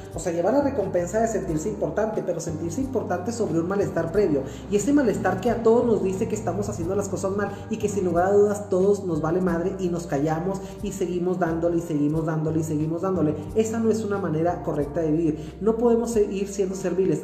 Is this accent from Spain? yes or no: no; Mexico; orgullosamente mexicano que soy